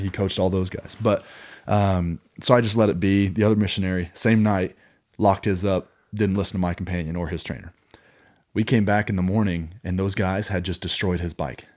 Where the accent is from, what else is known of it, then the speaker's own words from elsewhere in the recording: Kansas City, Missouri, United States; growing up in Kansas City, Missouri